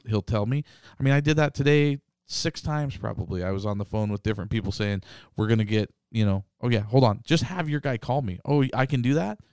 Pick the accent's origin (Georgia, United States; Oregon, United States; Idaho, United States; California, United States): Idaho, United States; Boise; Boise, Idaho.